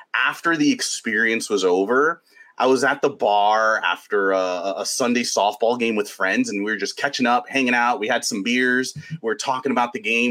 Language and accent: English; New York, United States; as a sports fan growing up in New York